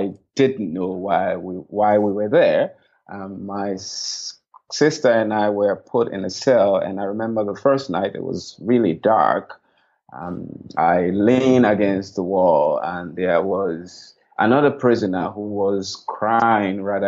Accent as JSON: {"language": "English", "town": "Voinjama", "region": "Lofa County", "country": "Liberia", "tie": "born or raised there", "also_born_or_lived": "Pendembu, Sierra Leone", "moved": "yes", "said": "I grew up in Vonjama, Liberia, which is just across the border from Sierra Leone."}